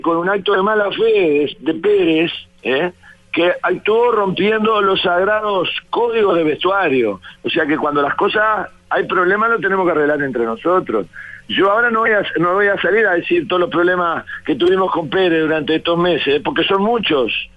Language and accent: Spanish; Florida, Uruguay; de mi pueblo, de Florida